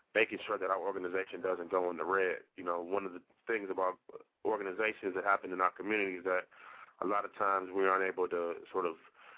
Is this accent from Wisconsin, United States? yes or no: yes; Milwaukee, Wisconsin, United States; Milwaukee, my hometown